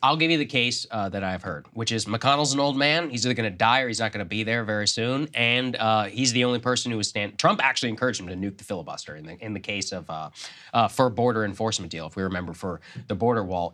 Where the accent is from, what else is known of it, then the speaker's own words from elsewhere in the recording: Texas, United States; my home state of Texas